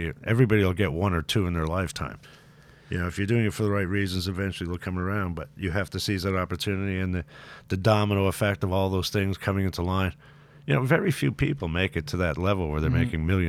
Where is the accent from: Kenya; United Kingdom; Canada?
Canada; Lovely sentiment, but I'm Canadian.